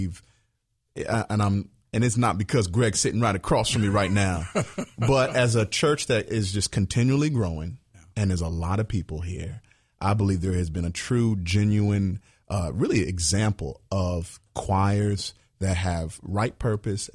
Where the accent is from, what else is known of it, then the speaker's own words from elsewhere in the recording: Virginia, United States; I grew up in Virginia around a lot of choirs